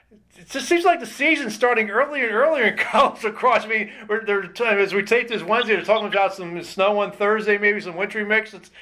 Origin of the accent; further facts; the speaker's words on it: Philadelphia, Pennsylvania, United States; I'm born and raised in Philadelphia and a Phillies fan.